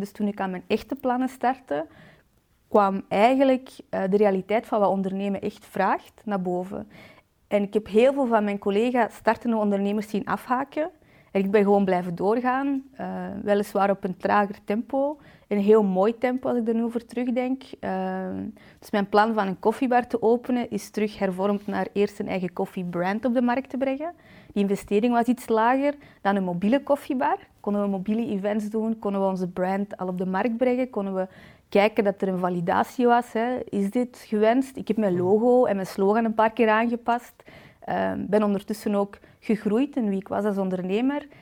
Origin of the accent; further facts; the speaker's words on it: Balen, Flanders, Belgium; ik ben 31 jaar uit de Kempen, afkomstig uit Balen